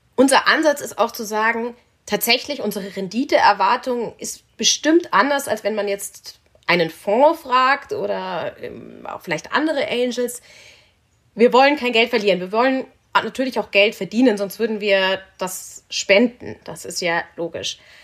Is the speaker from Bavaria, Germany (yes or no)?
yes; Munich, Bavaria, Germany; Ich komme aus München, aus einer Münchner Unternehmersfamilie